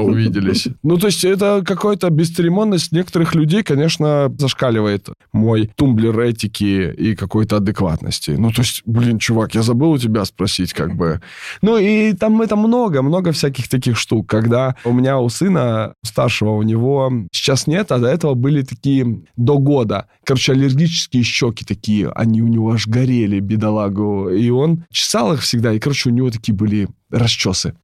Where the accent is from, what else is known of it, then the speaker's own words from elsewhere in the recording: Kamchatka Krai, Russia; moved away; я сам с Камчатки, у меня мама врач, папа военный